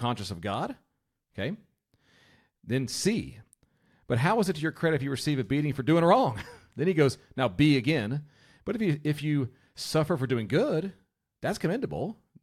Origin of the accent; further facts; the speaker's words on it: United States; I'm an American